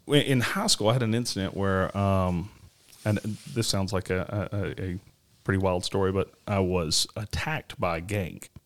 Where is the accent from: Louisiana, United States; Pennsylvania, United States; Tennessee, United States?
Tennessee, United States; Nashville; moved away; I grew up in Nashville, um, Tennessee